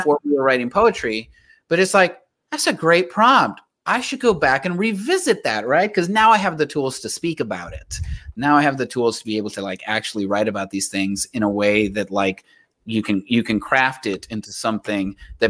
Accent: Laredo, Texas, United States; it was in my hometown

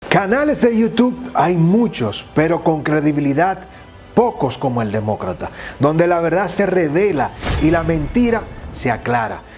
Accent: Dominican Republic

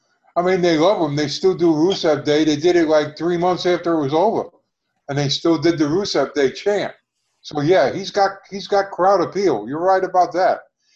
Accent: New Jersey, United States; I'm from New Jersey

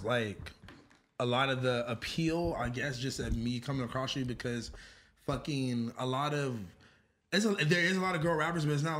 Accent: Hawthorne, California, United States; I just say Inglewood all the time and I'm not from Inglewood. I'm from Hawthorne.

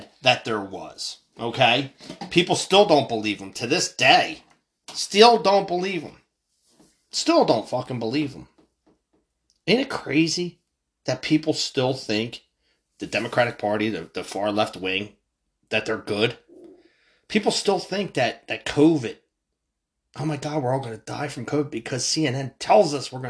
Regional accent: United States; I was fucking proud to be an American.

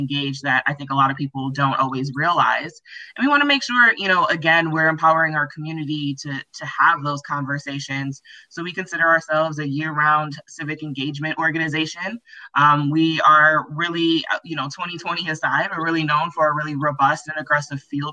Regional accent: Milwaukee, Wisconsin, United States; born and raised in Milwaukee, have literally never lived anywhere else

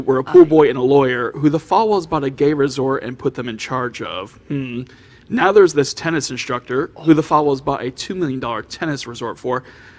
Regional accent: South Florida, United States; I grew up redneck here in South Florida

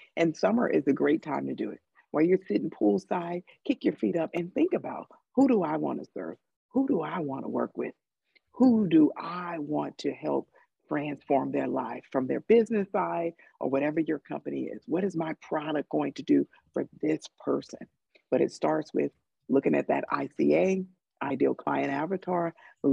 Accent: Chicago, Illinois, United States; now in California, United States; we're both from Chicago

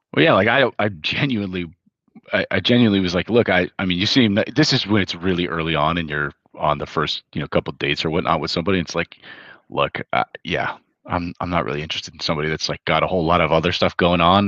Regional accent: Hawaii, United States; moved away; I was the very far minority, and I grew up in Hawaii

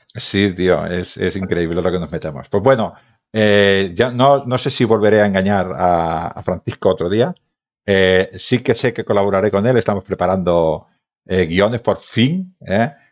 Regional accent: Badalona, Catalonia, Spain; soy de Baétulo

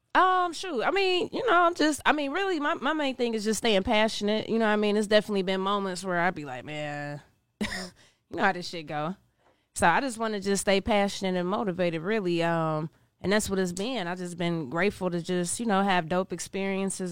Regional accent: Cincinnati, Ohio, United States; also born or lived in New York; I'm from Cincinnati, Ohio. Grew up in Cincinnati, Ohio

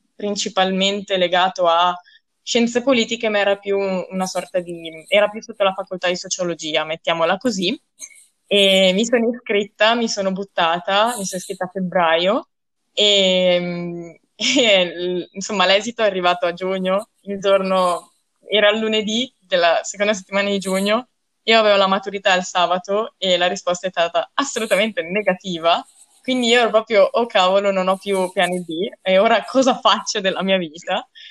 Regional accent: Rolo, Emilia-Romagna, Italy; moved away as an adult; now in Trento, Italy; E sono dalla provincia di Reggio Emilia

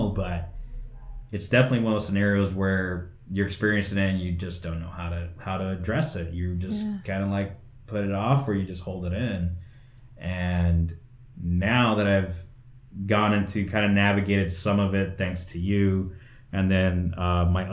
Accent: West Valley, Phoenix, Arizona, United States; I am born here in Arizona, born in Phoenix, but I grew up in the West Valley, which was very agricultural.

